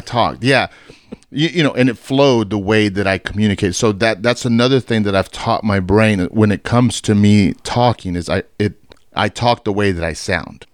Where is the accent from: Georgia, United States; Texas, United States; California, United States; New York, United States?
Texas, United States; Fort Worth; born and raised in Fort Worth